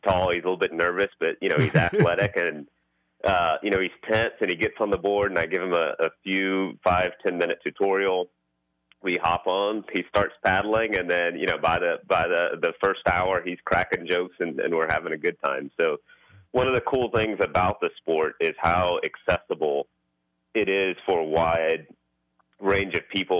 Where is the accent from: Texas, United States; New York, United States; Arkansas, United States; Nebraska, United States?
Texas, United States; Houston; Growing up in Houston, my dad had a construction company, and so we grew up in the family business